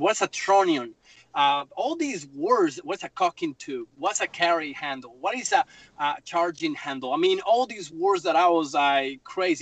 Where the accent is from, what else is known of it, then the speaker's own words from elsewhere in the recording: Bogotá, Colombia; English is a second language; moved away as an adult; also born or lived in Myrtle Beach, South Carolina; now in South Carolina, United States; I grew up in Bogotá. It's a big city like New York